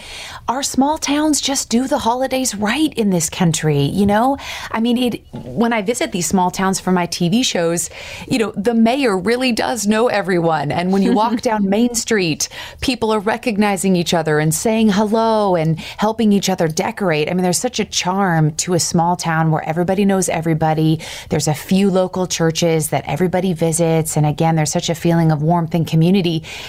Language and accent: English; Seattle, Washington, United States; I grew up in Seattle